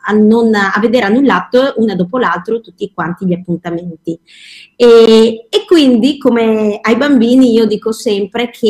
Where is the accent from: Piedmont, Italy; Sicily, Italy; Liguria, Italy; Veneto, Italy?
Veneto, Italy; Verona; allora io sono di Verona, ecco che così, e quindi avevo fatto qualcosina eh, dei video di ricette per bambini con la tv qua locale